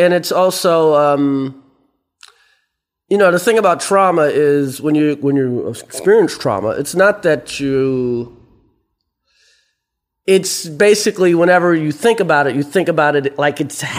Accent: New York City, New York, United States; also born or lived in South Carolina; I lived in Brooklyn before it was hip. I mean, I was born in South Carolina, raised in Brooklyn.

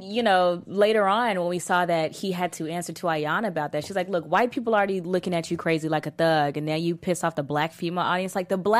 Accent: Texas, United States; I guess it's because I'm from Texas

